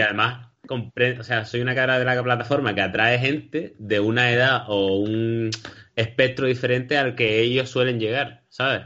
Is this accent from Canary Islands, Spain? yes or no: yes; Canary Islands, Spain; somos cómicos de Canarias